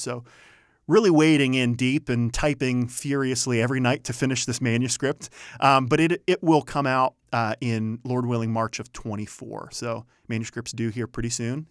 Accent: Youngstown, Ohio, United States; moved away; born and raised in Northeast Ohio, from Youngstown, Ohio

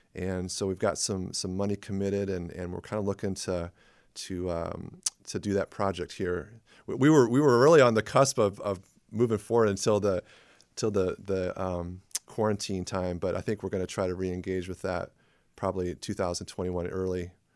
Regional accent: La Porte, Indiana, United States; moved away as an adult; also born or lived in Twin Cities, Minnesota; I grew up in LaPorte, Indiana

